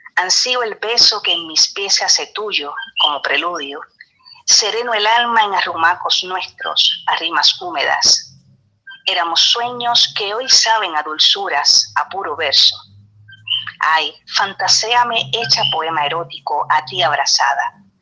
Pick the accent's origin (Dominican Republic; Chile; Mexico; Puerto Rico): Puerto Rico; Trujillo Alto